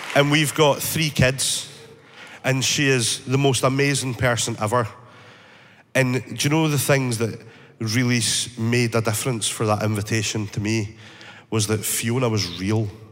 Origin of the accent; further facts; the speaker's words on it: northeast of Scotland, United Kingdom; I grew up in the northeast of Scotland